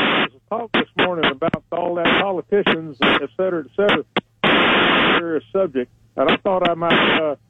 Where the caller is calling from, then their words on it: Florence, Alabama, United States; calling from Florell, Alabama.